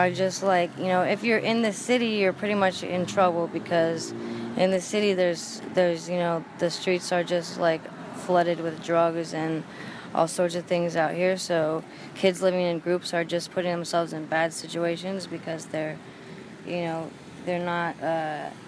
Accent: Montana, United States; now in Emeryville, United States; I'm from Montana

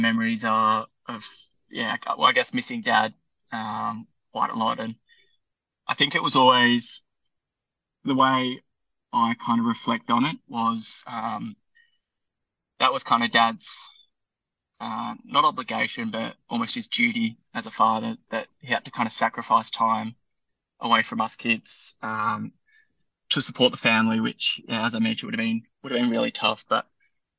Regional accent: Perth, Western Australia, Australia; moved away as an adult; also born or lived in England; now in Melbourne, Australia; I grew up in Perth, spent some time overseas in England for about 4 years.

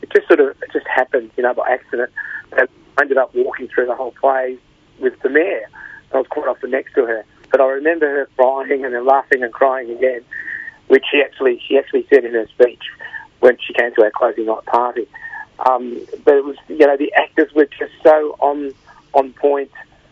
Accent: Carlton, Victoria, Australia; born there; Yeah, I was born in Carlton and at the Women's Hospital in Carlton, and one of the first places that we moved to after my birth was the Gore Street boarding houses.

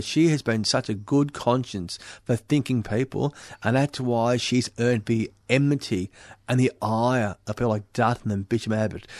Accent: Australia

